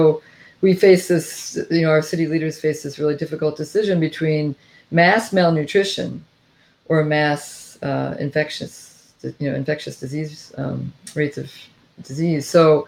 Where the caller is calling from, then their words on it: Washington, District of Columbia, United States; I'm calling from Washington, D.C.